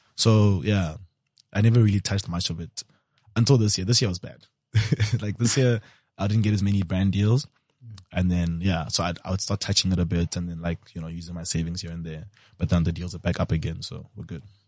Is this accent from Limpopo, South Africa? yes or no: yes; Limpopo, South Africa; I'm from Limsa, and I know a lot of people with taverns in Limpopo